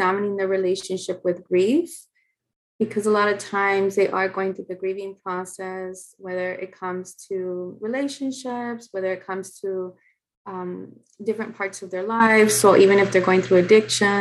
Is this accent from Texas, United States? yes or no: yes; San Antonio, Texas, United States; moved away as an adult; now in Los Angeles, United States; I am from San Antonio, Texas. I live in Los Angeles